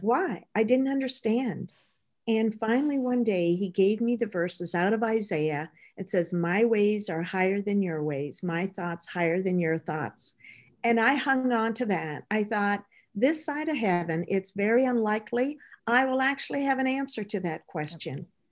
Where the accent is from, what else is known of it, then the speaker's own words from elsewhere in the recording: Midwest Canada, Canada; I grew up in Midwest Canada.